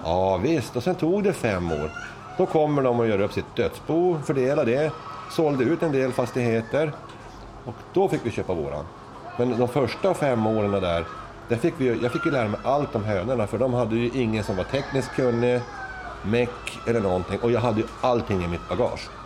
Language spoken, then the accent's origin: Swedish; Luleå, Norrbotten County, Sweden; now in Österhaninge, Sweden; Jag är ju från Norrland, jag är ju Lulebo